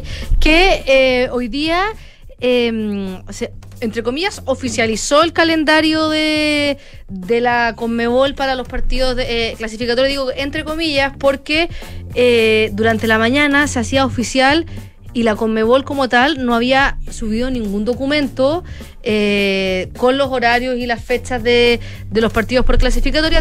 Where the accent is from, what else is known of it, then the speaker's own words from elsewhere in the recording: Chile; siendo chilena